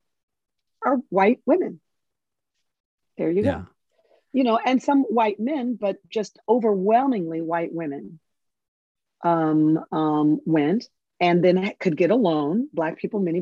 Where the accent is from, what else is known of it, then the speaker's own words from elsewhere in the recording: Cincinnati, Ohio, United States; I grew up in Cincinnati, Ohio